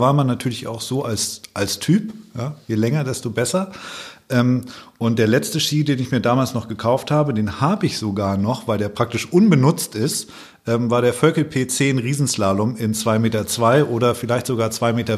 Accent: Allgäu, Bavaria, Germany; born or raised there; now in Hamburg, Germany

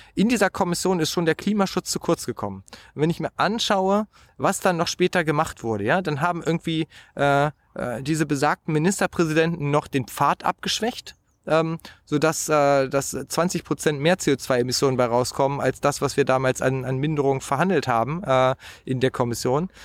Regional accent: Hanover, Lower Saxony, Germany; Ich bin ja in Niedersachsen aufgewachsen

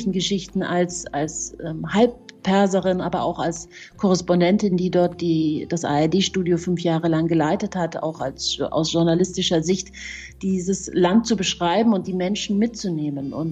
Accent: Munich, Bavaria, Germany; mein Vater ist ja Perser und äh, meine Mama ist Deutsche und ich bin ja in München aufgewachsen

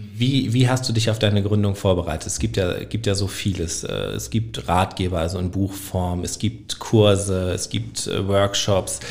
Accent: Northern Germany, Germany; moved away as an adult; now in Trier, Germany; als äh, gebürtiger Norddeutscher, der Hochdeutsch spricht

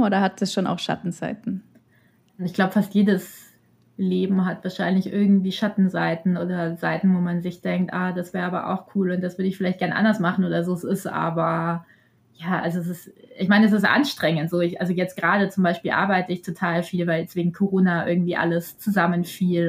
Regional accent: Bavaria, Germany; ich komme ja selber auch aus Bayern

